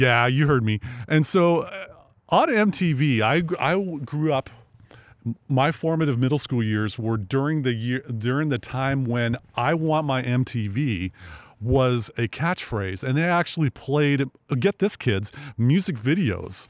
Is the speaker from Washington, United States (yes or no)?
yes; Sequim, Washington, United States; I grew up in Sequim